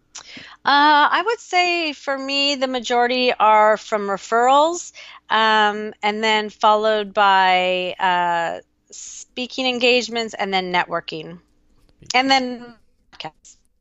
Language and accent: English; Newport Beach, California, United States; moved away as an adult; also born or lived in Austin, Texas; here in Newport, which felt so weird to have to find friends in the place that I grew up